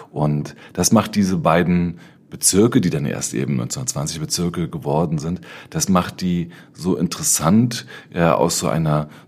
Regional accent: Berlin, Germany; Das bezog sich damals vor allen Dingen auf Prenzlauer Berg, wo ich aufgewachsen bin.

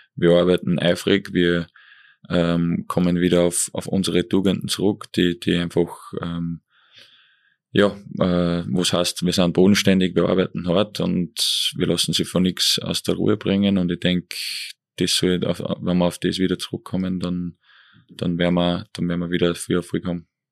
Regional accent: Eferding, Upper Austria, Austria; Ich bin zweisprachig auf, aufgewachsen in Evering

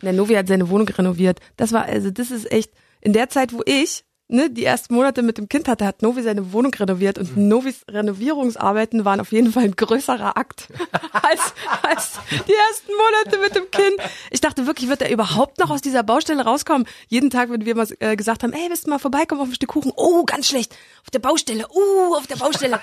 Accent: East Germany, Germany; ich sehe mich genauso als Ossi

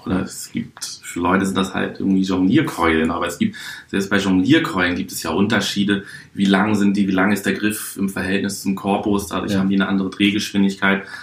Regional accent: Hamburg, Germany; now in Berlin, Germany; Ich bin geboren in der schönsten Stadt der Welt, Hamburg. Bin seit 2003 Wahlberliner

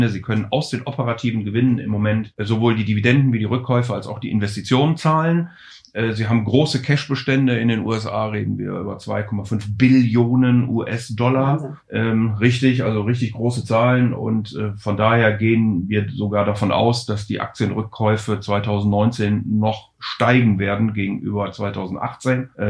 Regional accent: Rhineland, Germany; ich bin ja Rheinländer und von daher natürlich per se schon mal sozusagen mit Geburt Optimist

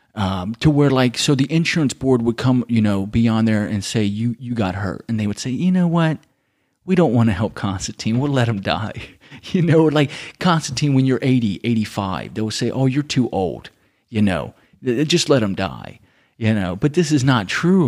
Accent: United States; moved away as an adult; now in Germany; growing up in America

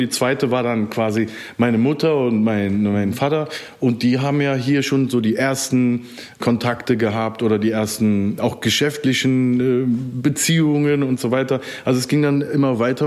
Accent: Germany; ich bin aus dem Rheinland

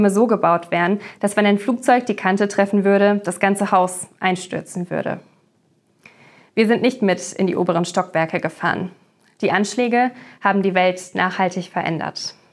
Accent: United States; born there; Ich hatte mich sehr darauf gefreut, da ich meinen Landsleuten als gebürtige Amerikanerin immer sehr gerne das Kloster zeige.

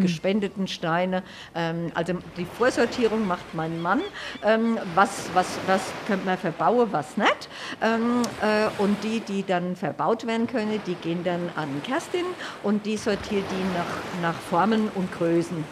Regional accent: Hanau, Hesse, Germany; ich komme aus Hanau

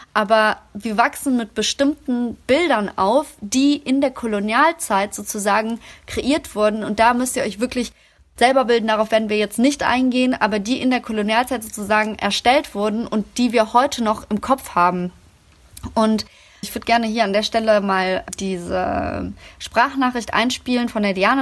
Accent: Germany; meine Heimat ist Deutschland

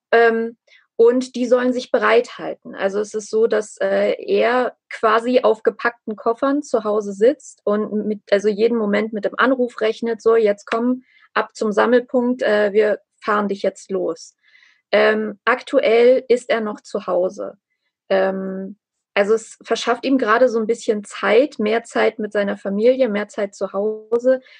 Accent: Armenia; einfach um mein, mein Heimatland, also auch um Nachbarn, um Freunde, auch um Menschen, die ich nicht kenne. Denn diese ganze ähm, diese ganze Geschichte Armeniens und äh, sozusagen der armenischen Ethnie

